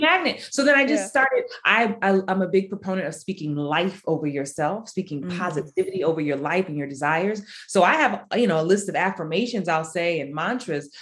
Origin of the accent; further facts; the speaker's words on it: New York City, New York, United States; I was that kid growing up in the Bronx